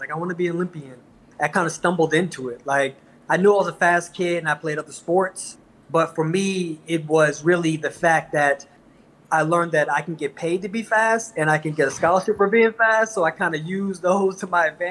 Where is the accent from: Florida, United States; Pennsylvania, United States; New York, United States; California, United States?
New York, United States; New York City; Everyone was raised in the Bronx except for me. I was in Brooklyn